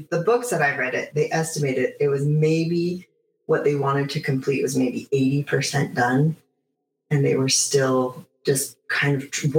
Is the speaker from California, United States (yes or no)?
yes; Los Angeles, California, United States; also born or lived in Glendale, California; I was born actually in Los Angeles. I lived in Glendale, California, up until I was maybe five, because I started kindergarten. And we moved to a place called Eagle Rock, which is the northeast corner of Los Angeles.